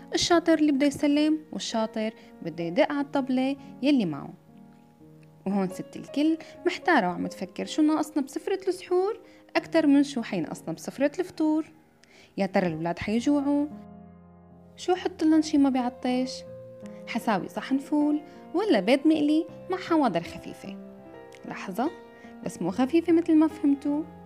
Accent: Syria; moved away; بلدي سوريا

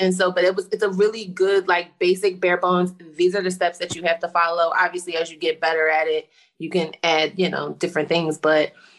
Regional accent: Philadelphia, Pennsylvania, United States; I'm from Philly.

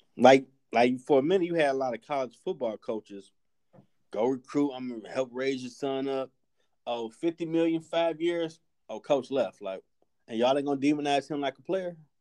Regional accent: United States; we're American

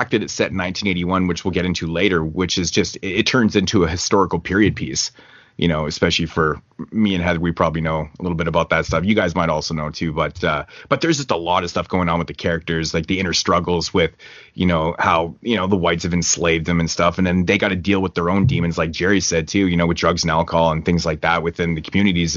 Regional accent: Canada; I'm Canadian

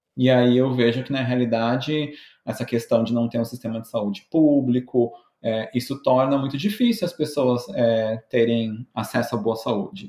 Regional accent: Brazil; moved away as an adult; now in United States; Brasileiro tem disso

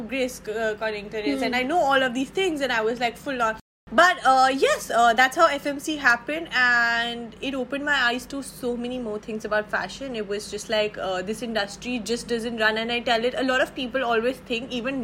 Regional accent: Delhi, India; growing up in Delhi

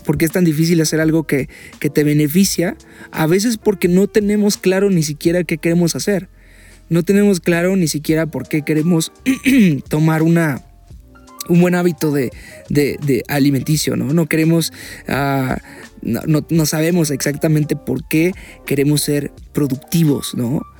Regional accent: Mexico; porque soy mexicano

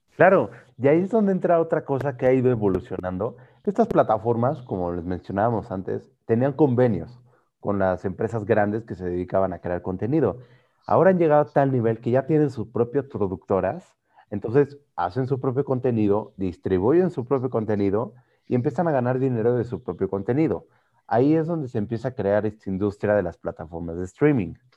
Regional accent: Mexico; los mexicanos que somos

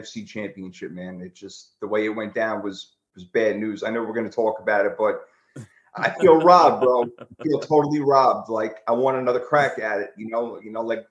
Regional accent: New York City, New York, United States; also born or lived in Long Island; Originally from Brooklyn, then I moved to Long Island. Yeah, so I'm a New York. I'm a New York guy all the way

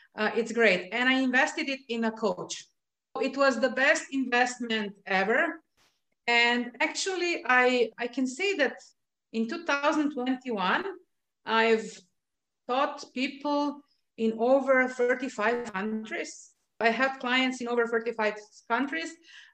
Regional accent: Slovenia; English is a second language; You know, I'm not from any of the countries where this language is official language. I'm from Slovenia

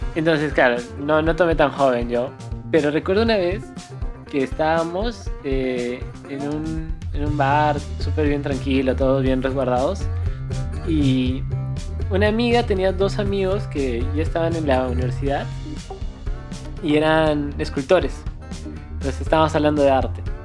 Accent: Cusco, Peru; somos de Cusco

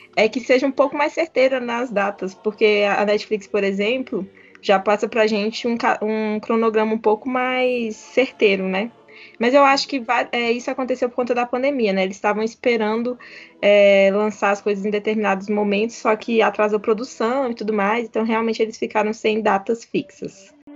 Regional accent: Brazil; nós que somos do Brasil e não falamos inglês

